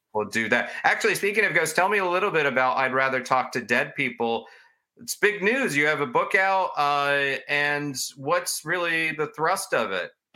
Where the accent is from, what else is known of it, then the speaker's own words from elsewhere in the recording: Florida, United States; I grew up in Florida